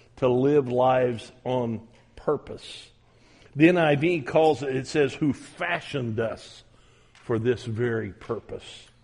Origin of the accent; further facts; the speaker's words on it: United States; I'm American